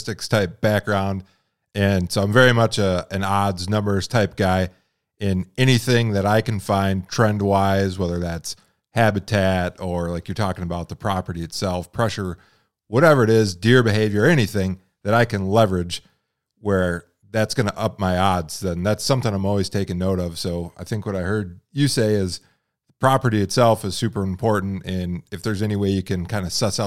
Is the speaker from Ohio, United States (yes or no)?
no; Michigan, United States; now in Montana, United States; I'm from Michigan originally. I live in Montana now